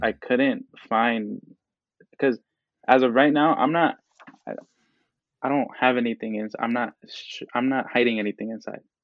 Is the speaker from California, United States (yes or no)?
yes; Oakland, California, United States; Latino male from El Salvador, uh, born and raised in Oakland, California